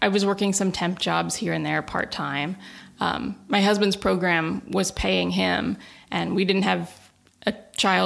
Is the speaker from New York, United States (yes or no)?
no; Nebraska, United States; moved away as an adult; also born or lived in Los Angeles; now in Massachusetts, United States; I grew up in the Midwest in Nebraska